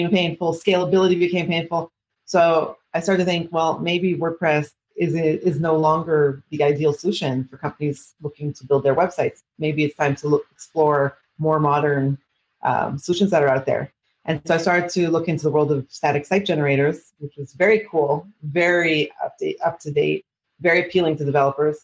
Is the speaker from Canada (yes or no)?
yes; Canada; now in Israel; I'm originally from Canada, actually, but I've been living in Israel for the last 26 years